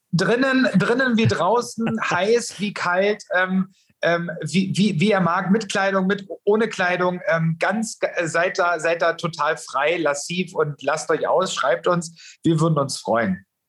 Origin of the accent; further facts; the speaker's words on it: Germany; bei uns in Deutschland